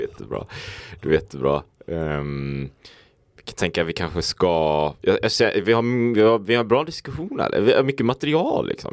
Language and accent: Swedish; Sweden; vi då kanske jämförelsevis ofta lever hemma i Sverige